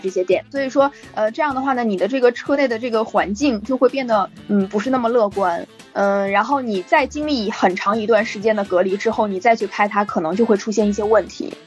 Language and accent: Chinese; Northeast China, China; 北方非常冷，因为我是东北人嘛，然后嗯。冬天的时候呢，基本上要在零下二三十度左右这样的一个温度